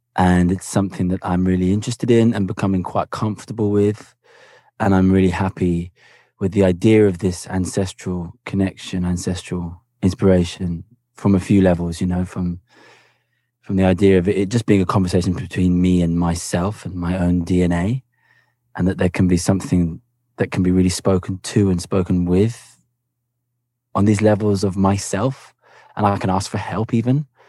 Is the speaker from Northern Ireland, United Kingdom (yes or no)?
no; Cambridge, East of England, United Kingdom; also born or lived in Havana; I grew up in Cambridge in England